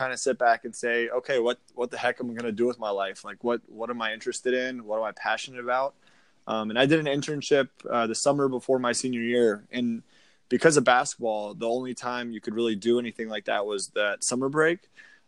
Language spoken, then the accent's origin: English; Springfield, Virginia, United States; moved away as an adult; now in Jacksonville, United States; I grew up in Springfield, Virginia, about 50 minutes outside D.C.